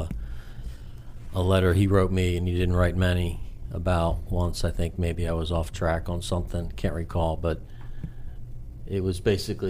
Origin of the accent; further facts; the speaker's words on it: King of Prussia, Pennsylvania, United States; moved away as an adult; now in Washington, D.C. area, United States; Grew up outside of Philadelphia in a town called King of Prussia, in that area for 40 years